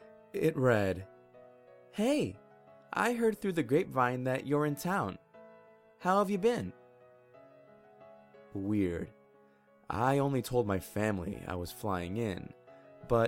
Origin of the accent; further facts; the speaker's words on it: Calgary, Alberta, Canada; now in Victoria, Canada; Moving to Victoria from my hometown of Calgary was probably the best decision of my life